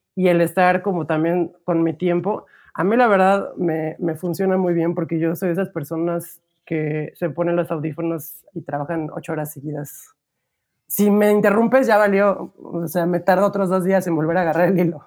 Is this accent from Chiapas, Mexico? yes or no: no; Cuautla, Morelos, Mexico; yo crecí en una ciudad que se llama Cuautla, que nadie ubica, pero siempre digo cerca de Cuernavaca